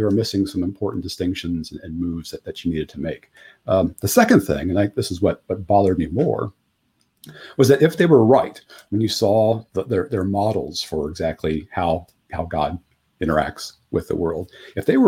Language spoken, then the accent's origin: English; Ohio, United States; I grew up in Ohio, and then I ended up going to Ohio State